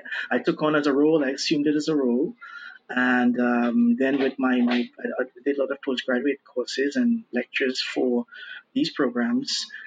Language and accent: English; Trinidad & Tobago; moved away as an adult; now in Brazil; I'm originally from Trinidad and Tobago, right? Twin Island Republic in the Caribbean. And I moved down to Brazil to do some studies here